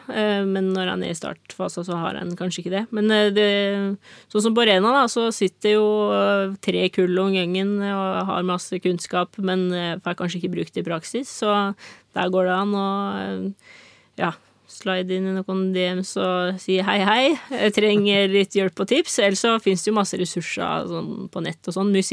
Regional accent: Norway; Men jeg skal jo liksom ikke forstyrre naboen her hjemme i Norge.

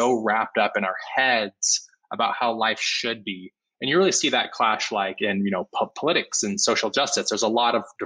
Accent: Utah, United States; I grew up Mormon in Utah in a very conservative white neighborhood

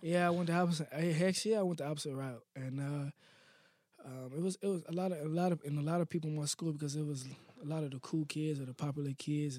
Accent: Akron, Ohio, United States; I was born in Akron

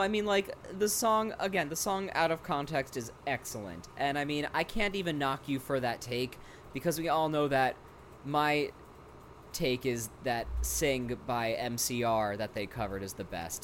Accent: Rockland County, New York, United States; born or raised there

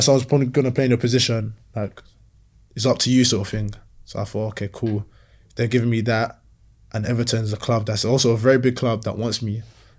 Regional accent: Nigeria; now in England; I'm stingy, you know, I'm proper Nigerian, stingy with data.

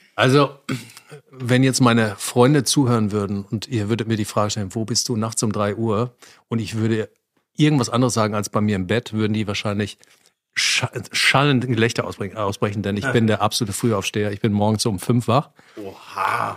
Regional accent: Ruhr area, North Rhine-Westphalia, Germany; Ich komme aus dem Ruhrgebiet

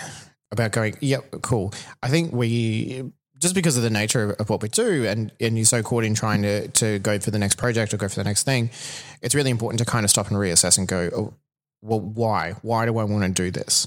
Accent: Toowoomba, Queensland, Australia; moved away; I'm, I'm from Toowoomba originally

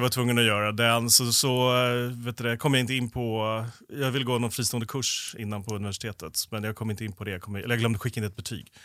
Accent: Stockholm, Stockholm County, Sweden; jag är förorts, förortsunge från eh, Stockholm, ah. så jag har bott både norr och söder om stan

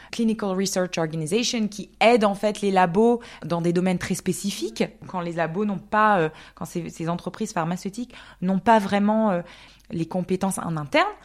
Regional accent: Alsace, Grand Est, France; moved away as an adult; also born or lived in Canada; now in Zurich, Switzerland; j'ai grandi en Alsace en fait. Et c'est vrai qu'en habitant à Zurich, j'ai l'impression que je viens de la région. Donc j'ai grandi là-bas jusqu'à mes, 18 ans

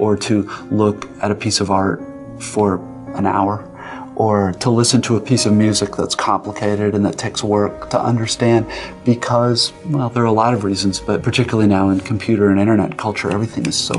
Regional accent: United States; I am as an American

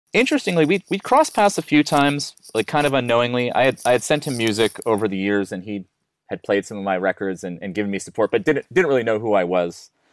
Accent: United States; accent: American; now in Melbourne, Australia; I'm an American

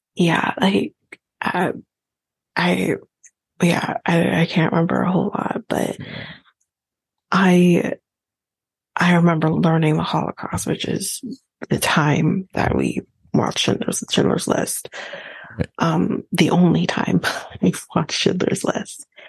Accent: Canada; as a Canadian

